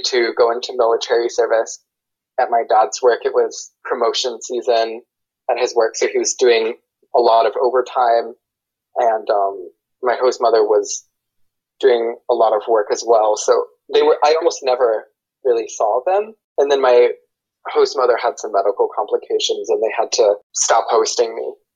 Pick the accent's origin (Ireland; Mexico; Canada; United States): United States; Asheville, North Carolina; moved away as an adult; also born or lived in Seoul, South Korea; now in Washington, D.C., United States; I'm from Asheville, North Carolina, in the US.